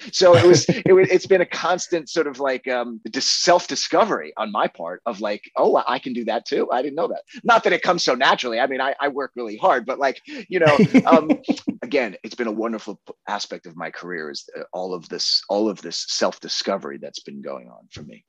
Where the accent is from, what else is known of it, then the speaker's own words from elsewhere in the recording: Long Island, New York, United States; moved away as an adult; also born or lived in Los Angeles, United States; the town that I grew up in on Long Island.